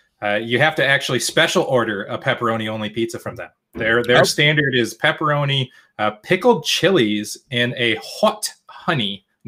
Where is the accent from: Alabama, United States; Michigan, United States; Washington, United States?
Michigan, United States; Petoskey; I'm not a Detroiter, guys. I grew up in Petoskey